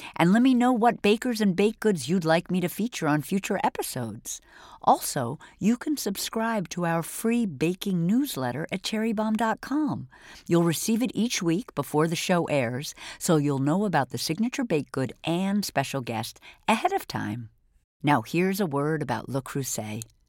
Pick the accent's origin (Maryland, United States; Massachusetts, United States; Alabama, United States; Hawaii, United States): Massachusetts, United States; Boston; I grew up in Boston